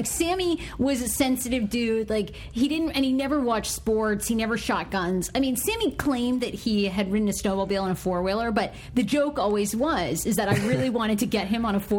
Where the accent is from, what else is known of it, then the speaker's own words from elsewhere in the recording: Maine, United States; I grew up in Maine.